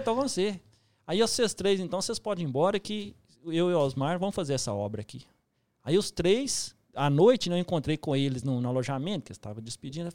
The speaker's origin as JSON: {"language": "Portuguese", "town": "Papagaios", "region": "Minas Gerais", "country": "Brazil", "tie": "born or raised there", "also_born_or_lived": "Pequi, Minas Gerais", "moved": "as an adult", "said": "Eu sou de Piqui, nasci em Piqui, cidade mineira. Depois me mudei para Papagaios com sete anos. E Papagaio que eu me criei"}